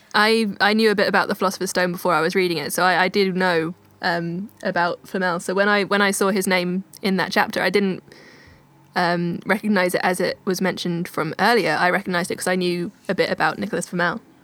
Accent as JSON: {"language": "English", "town": "Oxford", "region": "South East England", "country": "United Kingdom", "tie": "born or raised there", "said": "in Oxford, my hometown"}